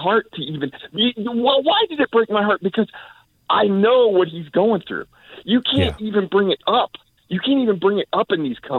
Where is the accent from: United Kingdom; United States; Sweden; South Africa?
United States; also born or lived in Germany; I'm an American.